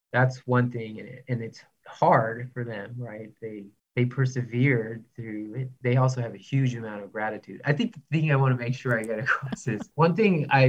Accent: Mobile, Alabama, United States; now in Houston, United States; So I grew up in Mobile, Alabama, and then I moved around a bunch and got degrees and jobs, and I ended up in Houston

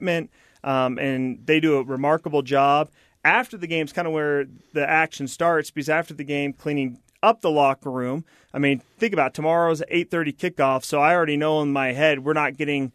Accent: Washington, District of Columbia, United States; moved away; also born or lived in Utah; I grew up in Washington, D.C.

